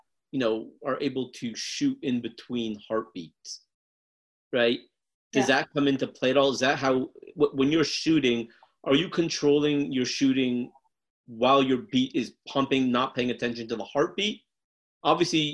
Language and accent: English; United States; born and raised in America